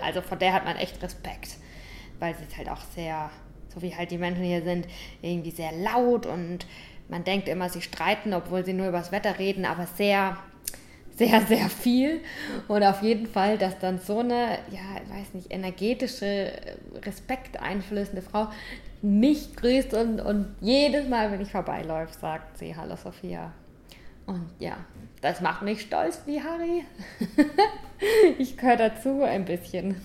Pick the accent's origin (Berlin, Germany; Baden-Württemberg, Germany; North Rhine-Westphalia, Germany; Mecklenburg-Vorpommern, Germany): Baden-Württemberg, Germany; St. Leon-Rot; moved away as an adult; now in Cape Verde; Ich komme aus St. Leon Roth